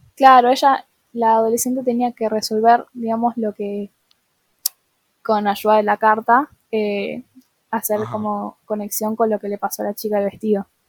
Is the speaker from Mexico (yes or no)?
no; Buenos Aires, Argentina; soy de Buenos Aires Capital